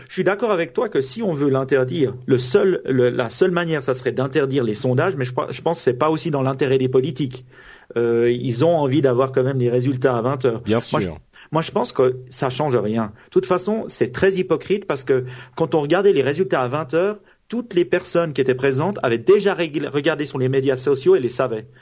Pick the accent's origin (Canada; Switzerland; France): Switzerland; je suis suisse